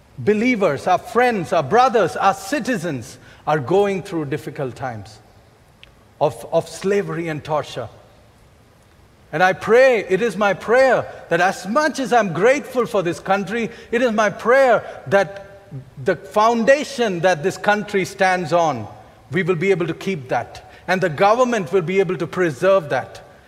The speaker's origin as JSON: {"language": "English", "country": "India", "said": "as Indian citizens"}